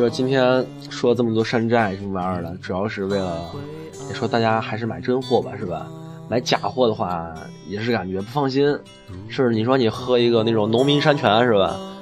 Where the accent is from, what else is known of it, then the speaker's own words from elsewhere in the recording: Northeast China, China; 我们东北人儿，我们北方人睡的炕